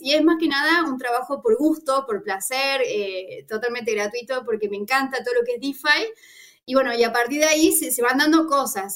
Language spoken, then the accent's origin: Spanish; Argentina; soy argentina